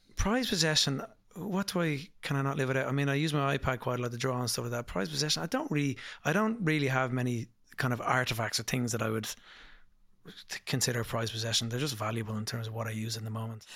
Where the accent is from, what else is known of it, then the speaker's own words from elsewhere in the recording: Dublin, Leinster, Ireland; I'm from Dublin, Putmarnock, in Dublin.